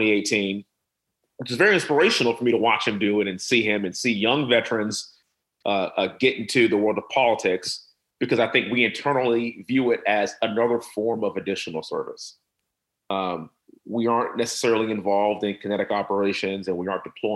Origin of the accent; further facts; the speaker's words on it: Houston, Texas, United States; born and raised in Houston, energy capital of the world